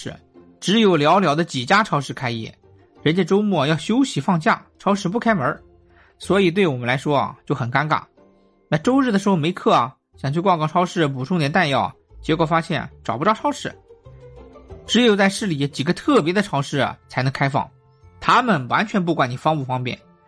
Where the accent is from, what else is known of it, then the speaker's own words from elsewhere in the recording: China; also born or lived in Berlin, Germany; 我们中国人